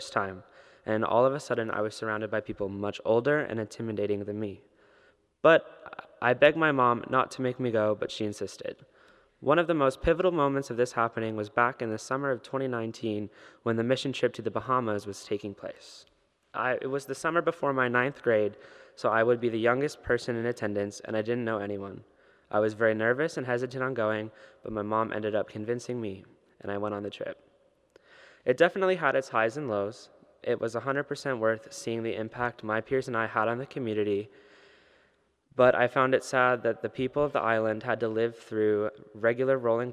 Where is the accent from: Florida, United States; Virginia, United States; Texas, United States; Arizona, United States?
Arizona, United States; Cave Creek; I'm a senior in high school attending Cactus Shadows High School in Cave Creek